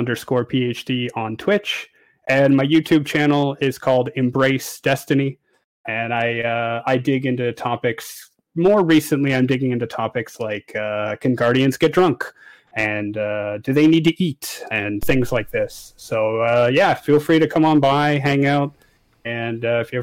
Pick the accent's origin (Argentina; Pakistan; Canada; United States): Canada; now in France; I'm from Canada. I live in France